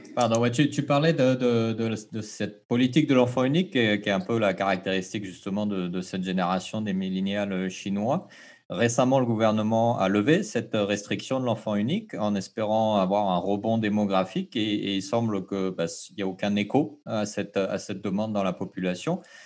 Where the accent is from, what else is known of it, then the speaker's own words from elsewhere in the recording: French Polynesia; chez nous, au Fénois